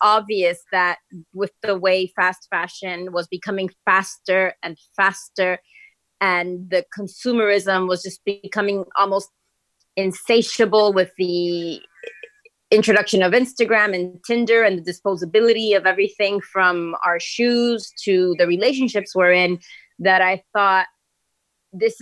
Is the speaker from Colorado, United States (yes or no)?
no; Miami, Florida, United States; I'm from Miami. That's where I grew up.